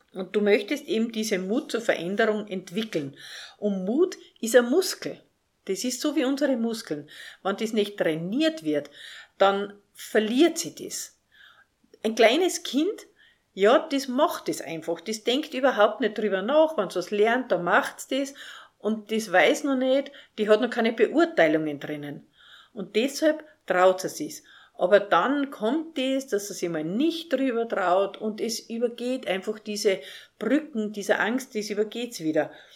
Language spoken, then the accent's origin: German; Salzburg, Austria; Ich bin in Salzburg aufgewachsen, in der schönen Stadt Salzburg.